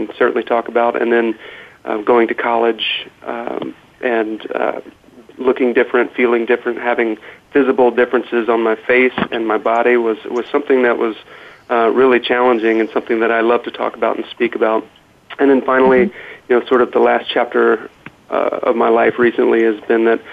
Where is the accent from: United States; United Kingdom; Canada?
United States; North Carolina; we were airlifted back to North Carolina from where I'm from